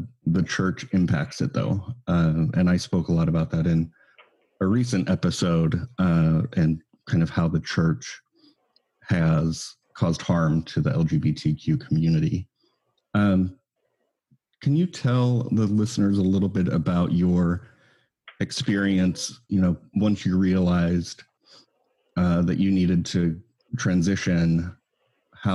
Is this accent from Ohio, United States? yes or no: no; Utah, United States; also born or lived in Northern California; I was born in Northern California and grew up in Utah.